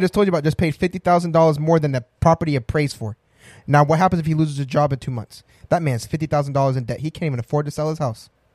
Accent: Colorado, United States; I was born in Colorado

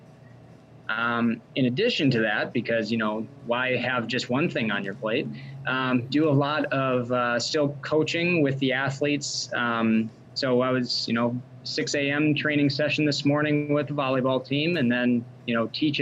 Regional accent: Wisconsin, United States; also born or lived in Tennessee; I actually grew up in Wisconsin about an hour from where I'm at now in Sun Prairie, Wisconsin

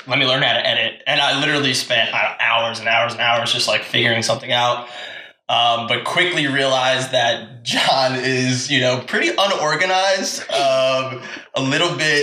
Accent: Long Island, New York, United States; now in Brooklyn, United States; I'm from Long Island, but living in Brooklyn

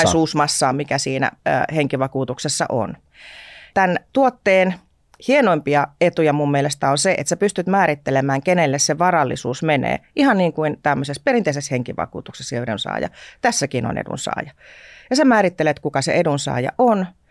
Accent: Tornio, Lapland, Finland; moved away as an adult; also born or lived in Hamburg, Germany / Luxembourg / Germany; mä olen erittäin ylpeästi torniolainen

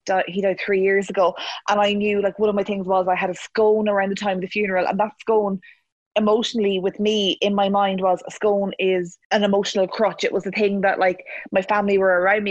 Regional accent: Cavan, Ulster, Ireland; I'm from Cavan

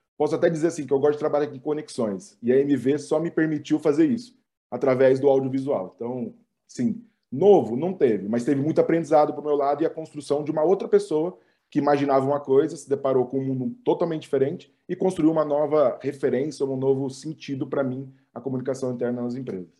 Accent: Ribeirão Preto, São Paulo, Brazil; moved away as an adult; now in São Paulo, Brazil; eu sou de Ribeirão

